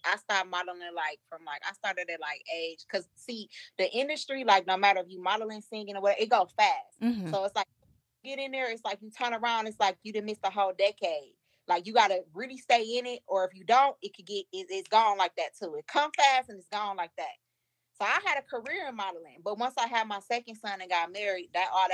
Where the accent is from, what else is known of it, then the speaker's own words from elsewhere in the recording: Milwaukee, Wisconsin, United States; I come from the trenches. I'm from Milwaukee